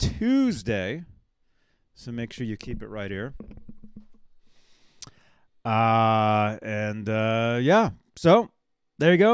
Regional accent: Phoenix, Arizona, United States; moved away; I'm from Phoenix.

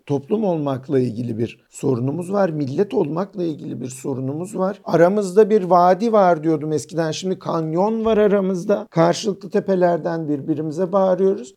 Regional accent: Turkey; moved away; also born or lived in Austria; ben bir Türk'üm, Müslümanım

